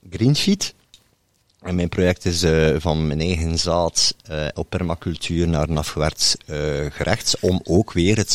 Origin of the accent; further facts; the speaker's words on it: Bredene, Flanders, Belgium; maar voor het kort te schetsen, ik kom uiteindelijk uit Bredene.